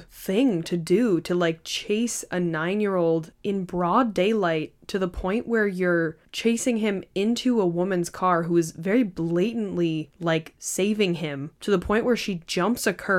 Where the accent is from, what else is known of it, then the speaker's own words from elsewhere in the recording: Canada; I'm Canadian. I live in northern Ontario near a border town to Michigan.